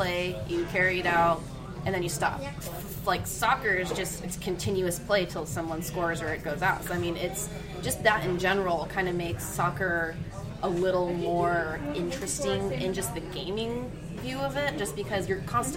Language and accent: English; Texas, United States; I grew up in Texas